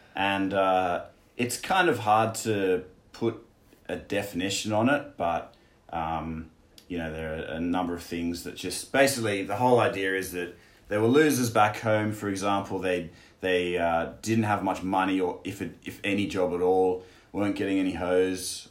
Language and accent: English; Australia; moved away as an adult; now in China; I'm from Australia, and I'm 29, and I'm here in China.